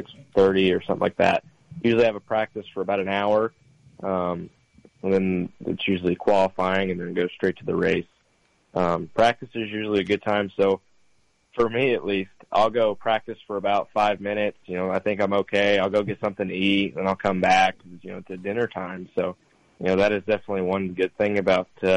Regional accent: New York, United States; I was born in New York.

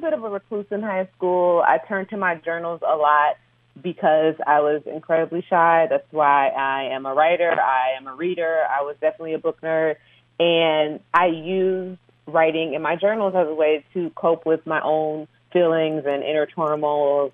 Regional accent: Detroit, Michigan, United States; growing up in Detroit

